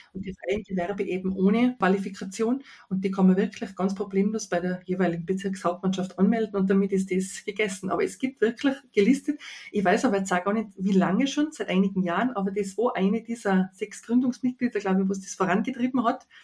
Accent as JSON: {"language": "German", "region": "Tyrol", "country": "Austria", "accent": "Tyrolean", "said": "das K als Tiroler kann man ja nicht ablegen"}